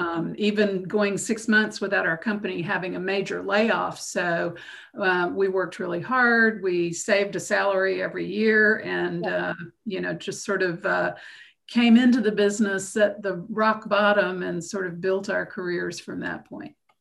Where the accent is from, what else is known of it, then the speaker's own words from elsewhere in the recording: Macon, Georgia, United States; moved away as an adult; I was born in Macon, Georgia, and spent the first 18 years of my life there.